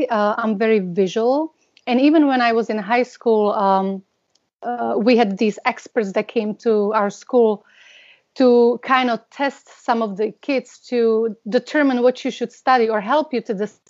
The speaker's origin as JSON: {"language": "English", "country": "Slovakia", "tie": "born or raised there", "second_language": "English", "moved": "as an adult", "lives_now": "Los Angeles, United States", "said": "I was born and raised in Slovakia. Back then it was Czechoslovakia. And I've been in the United States for the past 22 years."}